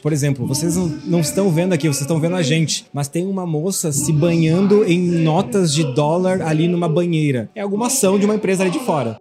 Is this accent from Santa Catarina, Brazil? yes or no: no; Rio Grande do Sul, Brazil; moved away as an adult; now in São Paulo, Brazil; eu já tô há cinco anos morando lá em São Paulo, mesmo sendo gaúcho, sendo daqui